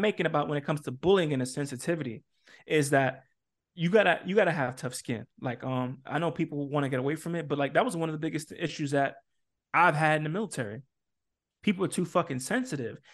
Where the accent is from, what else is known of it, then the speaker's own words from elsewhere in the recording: New York City, New York, United States; I come from New York City